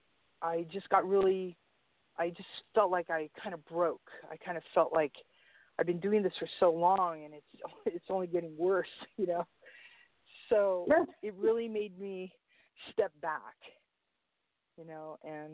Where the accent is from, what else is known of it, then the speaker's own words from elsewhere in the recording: San Francisco, California, United States; I grew up in the Mission in San Francisco